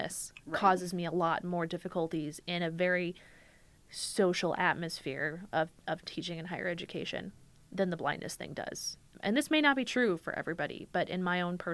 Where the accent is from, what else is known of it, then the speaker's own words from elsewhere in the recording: Minnesota, United States; I'm Minnesotan